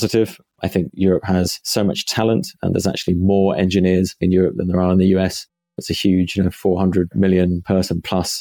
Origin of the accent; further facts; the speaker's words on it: Cambridge, East of England, United Kingdom; moved away as an adult; also born or lived in Silicon Valley / Lisbon; now in London, United Kingdom; I grew up just outside Cambridge in England and pretty much the countryside, about 20 minutes from the city